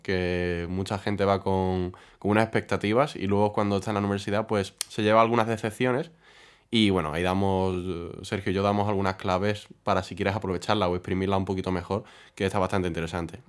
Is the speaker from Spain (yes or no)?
yes; Huelva, Andalusia, Spain; now in Madrid, Spain; de mi tierra, de Huelva